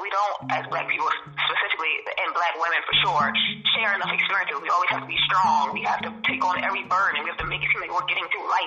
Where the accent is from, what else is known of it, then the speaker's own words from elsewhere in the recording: New Jersey, United States; moved away as an adult; now in Maryland, United States; I'm again originally from Jersey. I moved out to Maryland to start my business.